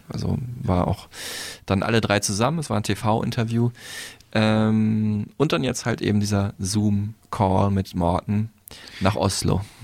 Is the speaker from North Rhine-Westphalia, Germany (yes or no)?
yes; North Rhine-Westphalia, Germany; ich als Westfale bin da noch so der südlichste Nordeuropäer